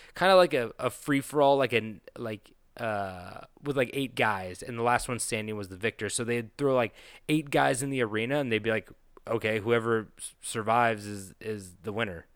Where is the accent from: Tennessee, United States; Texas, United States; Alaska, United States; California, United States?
California, United States; Petaluma; That brewery is in my hometown